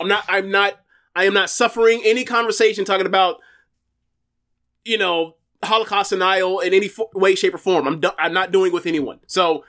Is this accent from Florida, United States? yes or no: yes; Florida, United States; I'm from Florida, born and raised